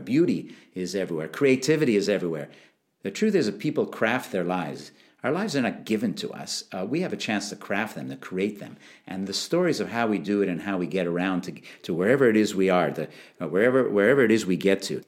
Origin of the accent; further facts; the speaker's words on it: Montreal, Quebec, Canada; moved away; also born or lived in London; I grew up in Canada, Montreal